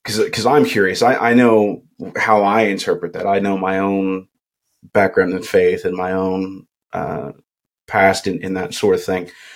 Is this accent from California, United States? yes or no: no; Kentucky, United States; I'm from Kentucky and I say soda too